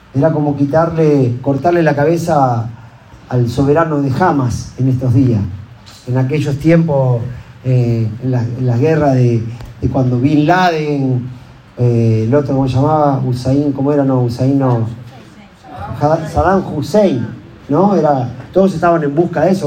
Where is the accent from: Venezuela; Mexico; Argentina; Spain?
Argentina; como ciudadano argentino